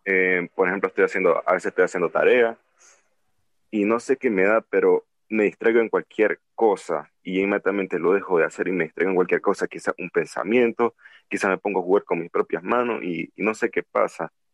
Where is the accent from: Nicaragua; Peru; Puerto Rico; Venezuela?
Nicaragua; aquí no hay cuarentena en mi país, que es Nicaragua